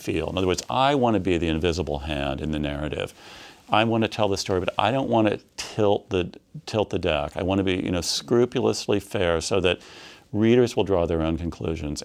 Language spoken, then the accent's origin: English; Midwest, United States; I grew up in the Midwest in a small city